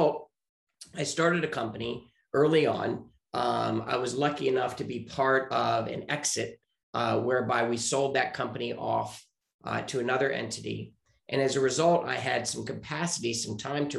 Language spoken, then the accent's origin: English; Richmond, Virginia, United States; moved away as an adult; also born or lived in Chicago; now in Santa Monica, United States; I am originally from Richmond, Virginia, and I grew up there.